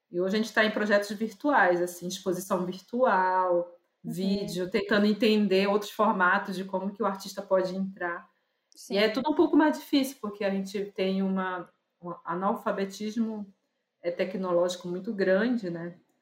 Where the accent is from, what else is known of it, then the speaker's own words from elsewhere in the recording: Belém, Pará, Brazil; eu sou de Maeri, mas que a minha origem vem, veio vindo do Tapajós